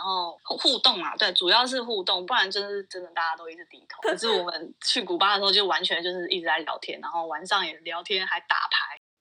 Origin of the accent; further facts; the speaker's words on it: Taiwan; moved away as an adult; now in United States; 我爸爸就以前就是在美国念书，然后嗯他就在美国生，生下我，所以我已经是美国公民了，所以我有点就是幸运，就我很幸运，就是我就是在哦。美国出生的，所以我一出生就有公民，但是我五岁的时候，我爸妈就搬回去台湾了嗯。，所以我其实 我其实不是什么 A B C，就是我英文没有到超好，就是英文不是我的主要美语，然后我的文化也是比较台湾，因为我，我之后就是国小、国中、高中都是在台湾嗯。就读的，所以我还，我算是蛮台的